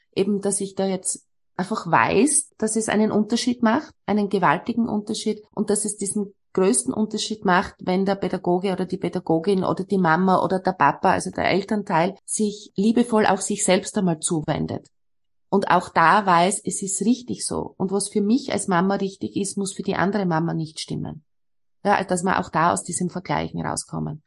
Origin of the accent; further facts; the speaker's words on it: Austria; bei uns in Österreich